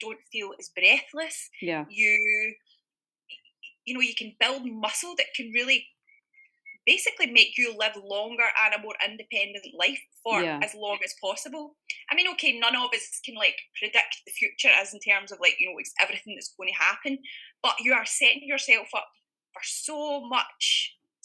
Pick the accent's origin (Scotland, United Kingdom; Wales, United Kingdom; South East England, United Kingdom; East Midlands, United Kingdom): Scotland, United Kingdom; originally near Glasgow; now in Bavaria, Germany; as you can probably hear from my dulcet tones, I am from Scotland